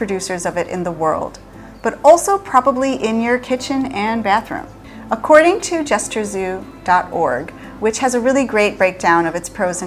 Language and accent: English; Chicago, Illinois, United States; We're from Chicago, the Midwest